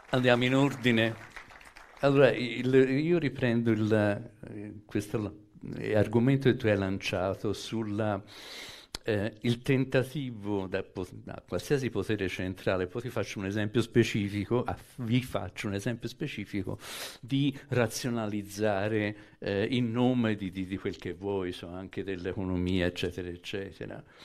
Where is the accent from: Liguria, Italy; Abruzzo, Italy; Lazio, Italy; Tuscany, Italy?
Tuscany, Italy; Florence; sono mezzo calabrese, mezzo francese, cioè non posso rivendicare se non un atto di nascita fiorentino